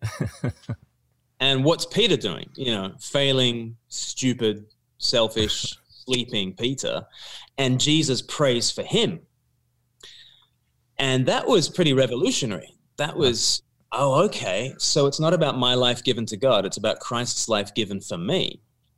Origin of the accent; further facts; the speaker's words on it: Australia; I grew up in Australia, and it was a church going home